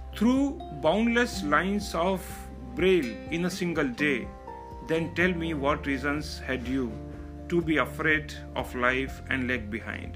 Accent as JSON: {"language": "English", "town": "Mumbai", "region": "Maharashtra", "country": "India", "said": "I am from Mumbai, India"}